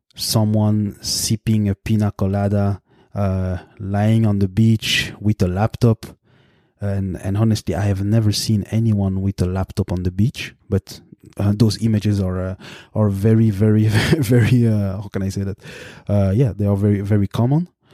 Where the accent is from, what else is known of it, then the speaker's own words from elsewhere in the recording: Brussels, Brussels-Capital Region, Belgium; first language French; English is a second language; moved away as an adult; now in Canada; I am born in the capital of Belgium, Brussels. I grew up there